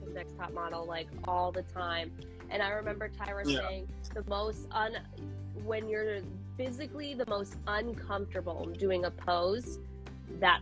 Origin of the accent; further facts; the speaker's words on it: Portland, Oregon, United States; I'm actually from Portland